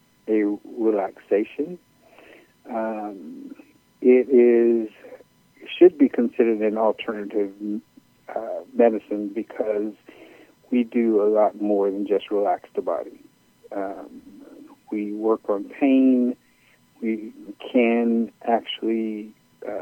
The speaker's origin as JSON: {"language": "English", "town": "Chicago", "region": "Illinois", "country": "United States", "said": "I am originally from Chicago"}